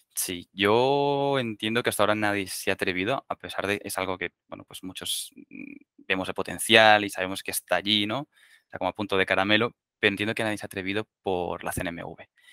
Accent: Barcelona, Catalonia, Spain; moved away as an adult; now in Madrid, Spain; yo soy de Barcelona

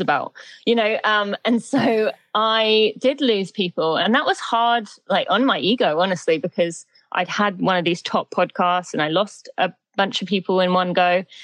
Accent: St Albans, East of England, United Kingdom; moved away as an adult; now in St. Louis, United States; I'm from Great Britain. I'm from just above London, a town called St. Albans in the UK. But I've been in the US for 15 years now

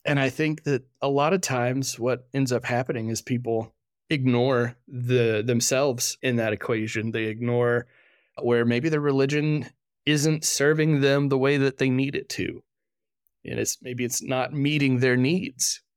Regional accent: Fort Worth, Texas, United States; I grew up in Fort Worth, Texas, going to a, a rather large Baptist church there.

